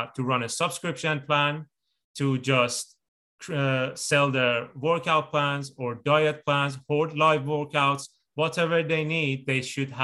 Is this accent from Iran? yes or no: yes; Iran; moved away; I'm originally from Iran